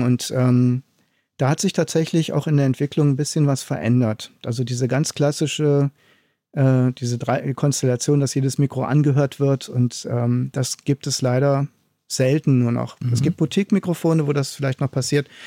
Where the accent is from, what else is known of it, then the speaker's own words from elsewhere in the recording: Aachen, North Rhine-Westphalia, Germany; moved away; also born or lived in East Germany; Ich komme ja aus Aachen, also Westdeutschland, bin äh, nach Ostdeutschland gezogen